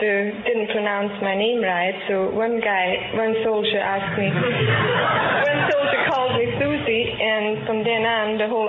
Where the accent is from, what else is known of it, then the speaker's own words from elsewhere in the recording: Lower Austria, Austria; moved away as an adult; now in United States; No, it's a little town outside of Vienna.